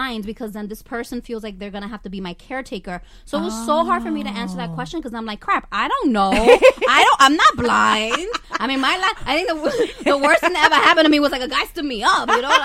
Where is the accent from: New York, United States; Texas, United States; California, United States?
New York, United States; New York City; I'm from Washington Heights